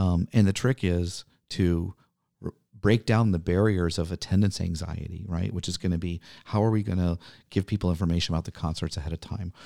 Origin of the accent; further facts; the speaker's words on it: New Orleans, Louisiana, United States; now in Milwaukee, United States; I grew up in New Orleans